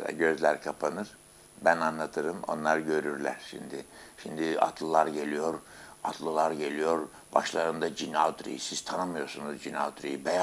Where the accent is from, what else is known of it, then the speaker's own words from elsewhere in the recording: Kırıkkale, Turkey; also born or lived in İzmit; 1936'nın 1 Şubat'ında İzmit'in Bahçecik nahiyesinde doğdum, doğmuşum diyelim, doğdum diyemem, doğmuşum. Kırıkkale'de çocuklarla su satarken babamın, annemin bana giydirdiği yeni ceketi ve şapkamı bir yere atmışım.